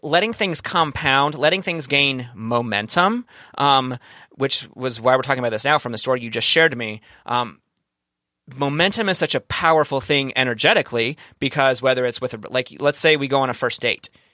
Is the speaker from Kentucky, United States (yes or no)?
yes; Kentucky, United States; now in San Diego, United States; I'm from, I'm from the South, from the, the, the place in Kentucky